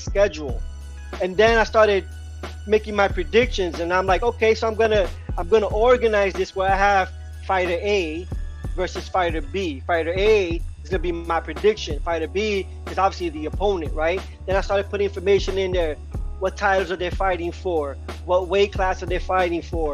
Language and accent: English; New York, United States; also born or lived in Puerto Rico; I was born in Puerto Rico, but I was raised in New York